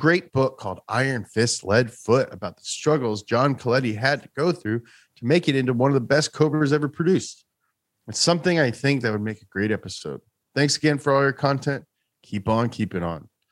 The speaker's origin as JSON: {"language": "English", "country": "United States", "said": "I'm American"}